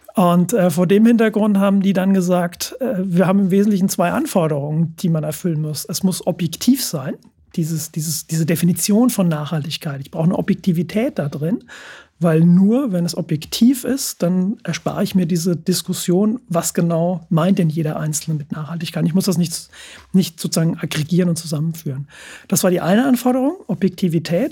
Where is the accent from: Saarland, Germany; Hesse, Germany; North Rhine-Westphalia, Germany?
Hesse, Germany; Frankfurt; ich komme, komme aus Frankfurt, der, der Stadt des Geldes